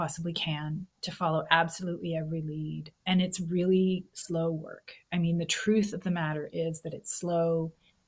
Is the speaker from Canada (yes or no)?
yes; Canada; moved away as an adult; also born or lived in Missouri, United States; now in Texas, United States; as a Canadian living in gun country